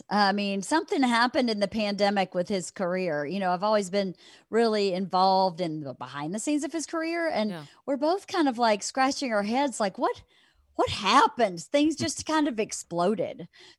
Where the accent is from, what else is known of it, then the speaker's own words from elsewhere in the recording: Georgia, United States; born there; So I was born in a very small town, 1,600 people. Everybody knows everybody.